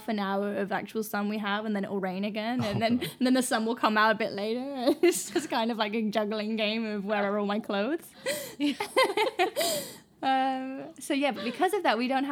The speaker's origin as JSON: {"language": "English", "town": "Hastings", "region": "South East England", "country": "United Kingdom", "tie": "born or raised there", "also_born_or_lived": "Scotland / Wales", "moved": "as an adult", "lives_now": "Japan", "said": "Born in Scotland, moved to the UK, the very, very southeast, tiny place called Hastings when I was two. And I grew up there"}